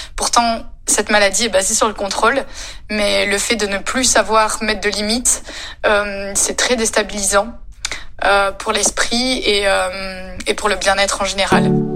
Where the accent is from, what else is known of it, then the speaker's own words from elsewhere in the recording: France; je suis française